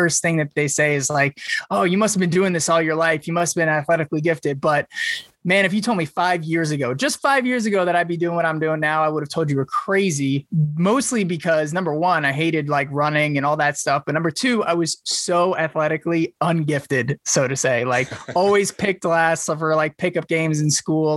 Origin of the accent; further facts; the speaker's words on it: New York, United States; moved away as an adult; also born or lived in Wisconsin / Pennsylvania; now in Phoenix, United States; I was born and raised in New York, and, you know, went to Penn State for college.